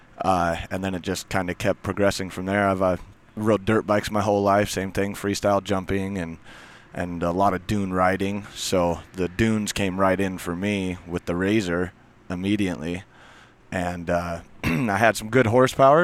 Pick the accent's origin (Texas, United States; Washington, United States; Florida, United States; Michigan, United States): Washington, United States; Leavenworth; I'm from Leavenworth, Washington, small little mountain town.